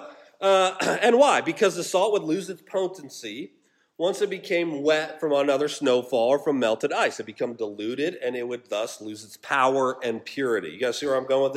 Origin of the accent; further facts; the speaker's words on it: Colorado, United States; also born or lived in Alaska; now in Georgia, United States; I grew up in Colorado, and that Sila and I lived in Alaska for 3 years